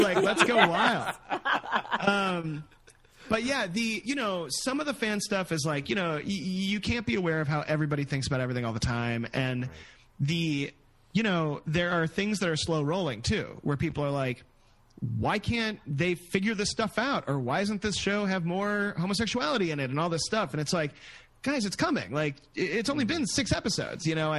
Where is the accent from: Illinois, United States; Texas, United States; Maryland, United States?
Illinois, United States; Chicago; I grew up in Chicago too.